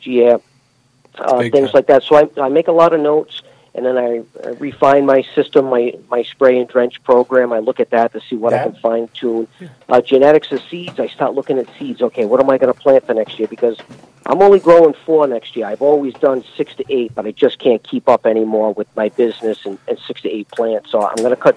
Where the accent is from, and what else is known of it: New England, United States; accent: New England